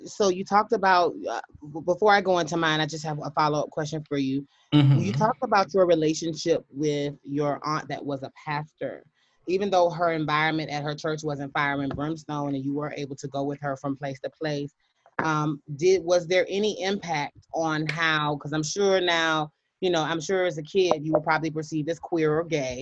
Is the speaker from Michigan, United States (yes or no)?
no; Hopkins, South Carolina, United States; also born or lived in Pinewood, South Carolina; I was raised in Hopkins, South Carolina, which is a suburb, one of the country cousin suburb of the city